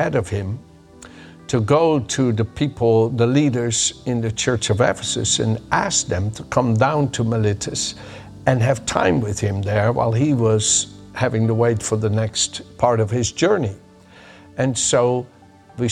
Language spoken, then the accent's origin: English; Netherlands; moved away; I was born in the Netherlands and raised there